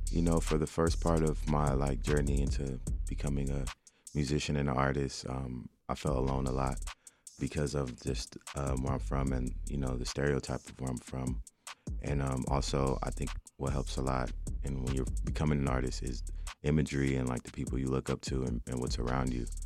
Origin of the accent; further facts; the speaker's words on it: Compton, California, United States; I'm from also from the West Coast. I'm from Compton